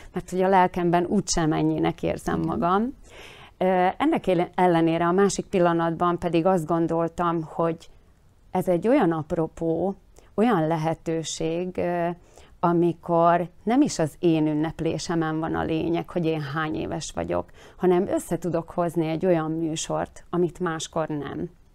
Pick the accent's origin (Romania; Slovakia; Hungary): Slovakia; mi itt ö, Szlovákiában meg szeretnénk maradni magyarként